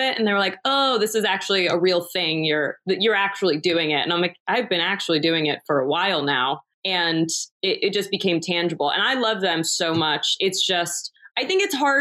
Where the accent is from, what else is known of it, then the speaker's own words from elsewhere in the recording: New York, United States; moved away as an adult; now in Los Angeles, United States; so I'm from New York originally, born and raised in New York